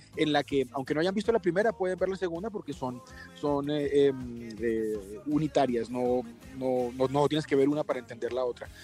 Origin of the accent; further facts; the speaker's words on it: Colombia; en mi país